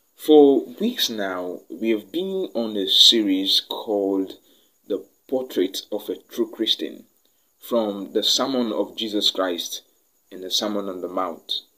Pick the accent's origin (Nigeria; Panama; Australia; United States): Nigeria; I am from Nigeria